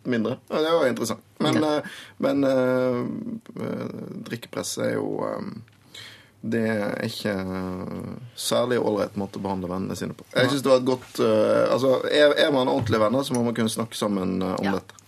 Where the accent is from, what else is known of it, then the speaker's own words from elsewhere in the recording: Western Norway, Norway; er vestlending